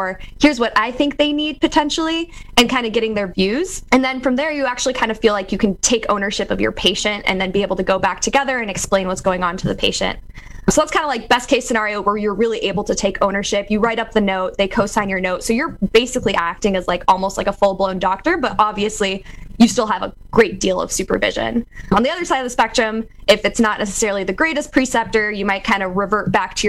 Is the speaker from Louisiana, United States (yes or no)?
no; California, United States; now in Iowa, United States; as a Californian Egyptian